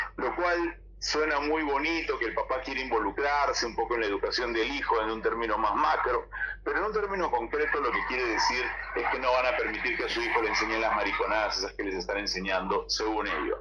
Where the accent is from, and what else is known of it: Peru